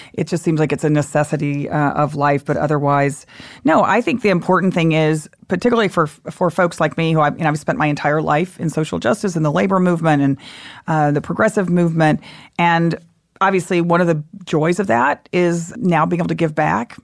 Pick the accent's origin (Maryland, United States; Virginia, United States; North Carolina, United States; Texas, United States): Texas, United States; moved away; I grew up in Texas, lived there a lot of my life